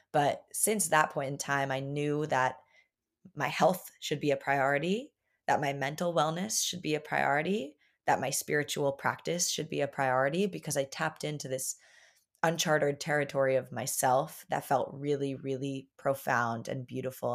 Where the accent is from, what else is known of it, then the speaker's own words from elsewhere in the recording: Long Island, New York, United States; growing up on Long Island, a very like privileged little town